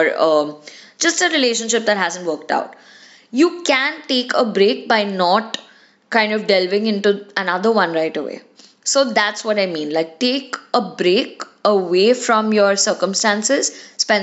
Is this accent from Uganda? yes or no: no; India; being Indian kids